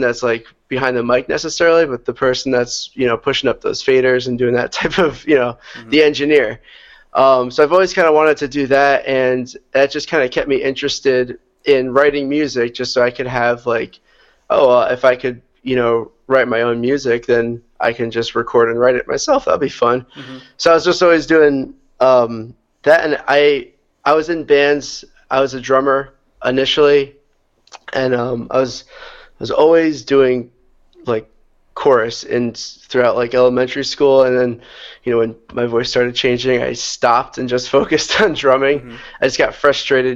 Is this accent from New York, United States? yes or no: yes; New York, United States; So I am originally from New York. That's where I grew up. A little bit upstate of the city, but I'm still kind of low in the – still in the southern area